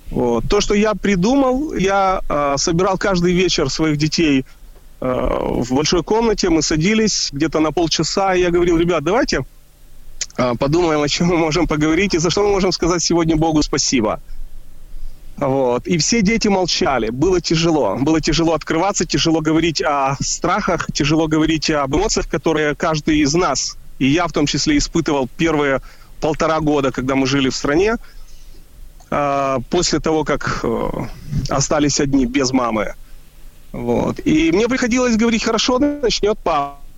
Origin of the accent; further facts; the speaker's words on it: Kyiv, Ukraine; now in Israel; мы из Киева переехали э, в Израиль. Я вспомнил, когда я жил в Киеве